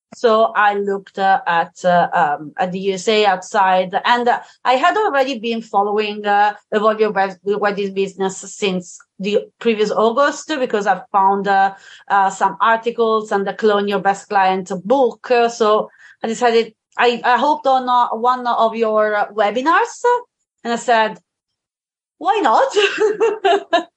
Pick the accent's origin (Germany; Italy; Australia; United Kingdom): Italy; Tuscany; I live in Italy. I am from Tuscany, actually.